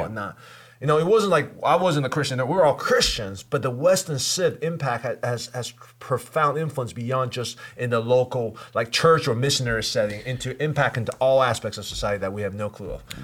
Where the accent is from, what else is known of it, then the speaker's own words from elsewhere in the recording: Taipei, Taiwan; moved away; I grew up in Taipei, you know, Asia.